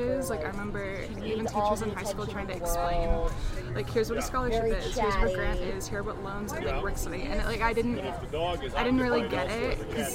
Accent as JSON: {"language": "English", "town": "Houston", "region": "Texas", "country": "United States", "moved": "as an adult", "lives_now": "Colorado, United States", "said": "I'm originally from Houston, and so I'm really hoping to like go back home"}